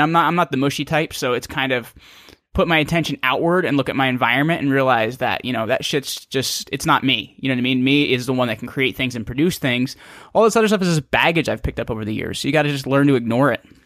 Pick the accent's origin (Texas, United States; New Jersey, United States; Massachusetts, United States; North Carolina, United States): New Jersey, United States; small town in northern; I'm from a small town in northern New Jersey.